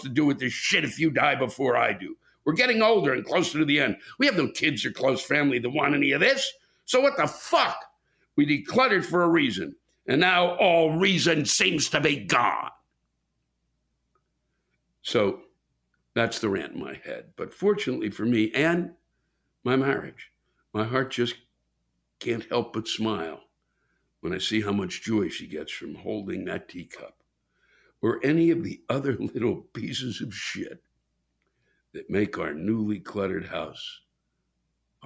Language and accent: English; Maryland, United States; I'm originally from Maryland